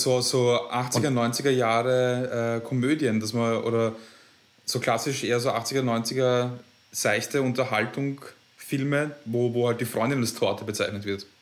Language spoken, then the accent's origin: German; Vienna, Austria; ich als Wiener